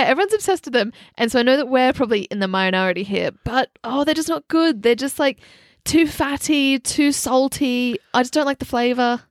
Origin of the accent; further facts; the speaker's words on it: Australia; now in London, United Kingdom; growing up in Australia, we're spoilt with a lot of amazing Thai food